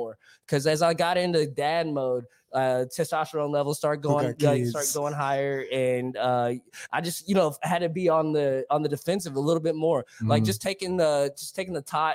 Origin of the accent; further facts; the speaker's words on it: Dallas, Texas, United States; I'm from, you know, South Irving, West Dallas